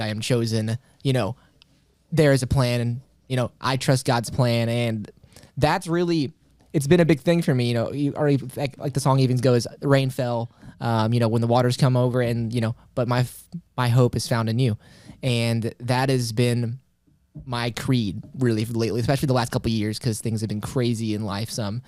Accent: Carbondale, Illinois, United States; born and raised Carbondale, Illinois. So that been pretty much been there my whole life

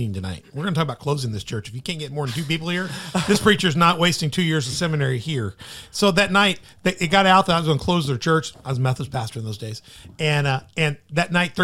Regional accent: Memphis, Tennessee, United States; moved away; also born or lived in Southern Illinois; I grew up in Memphis.

